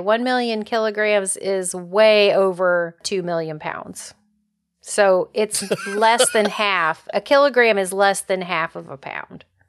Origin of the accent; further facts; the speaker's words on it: United States; as an American